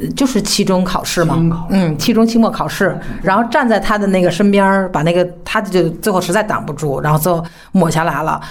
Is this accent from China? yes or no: yes; China; 我们中国人会把事情复杂化